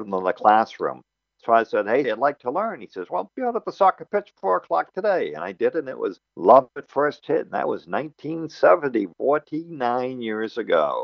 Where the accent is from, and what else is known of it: United States; accent: American; now in Japan